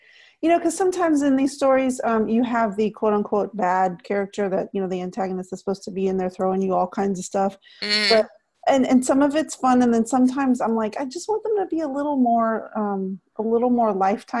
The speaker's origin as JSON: {"language": "English", "region": "Texas", "country": "United States", "said": "I'm from Texas, and so we would go camping all the time"}